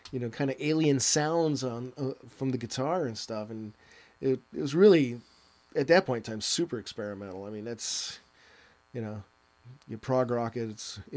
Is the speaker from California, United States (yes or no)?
no; Milwaukee, Wisconsin, United States; I'm an Okie from Milwaukee